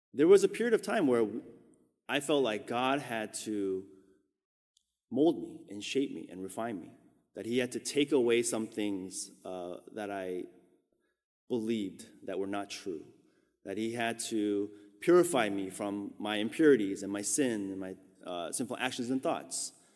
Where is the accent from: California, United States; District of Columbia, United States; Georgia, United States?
California, United States; Southern; moved away as an adult; also born or lived in Korea / Orange County; now in New York, United States; I had basically been raised my whole life after we immigrated from Korea for the last thirty-six years in Southern California